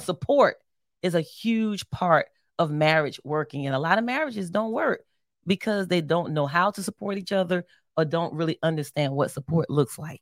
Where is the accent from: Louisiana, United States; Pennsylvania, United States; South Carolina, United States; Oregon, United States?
Pennsylvania, United States; Philadelphia; I'm from Philly